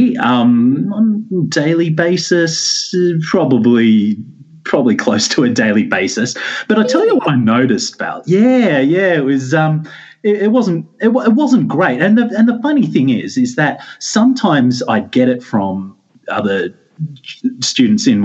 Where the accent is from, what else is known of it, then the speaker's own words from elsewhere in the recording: Campbelltown, New South Wales, Australia; So I grew up in Campbelltown, which is in southwest of Sydney